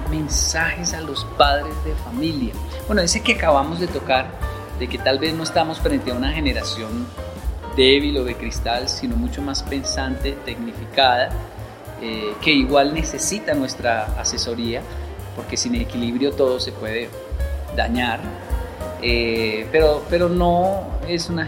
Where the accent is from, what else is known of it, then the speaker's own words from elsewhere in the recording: Colombia; Disfruto mucho Colombia porque yo soy colombiano.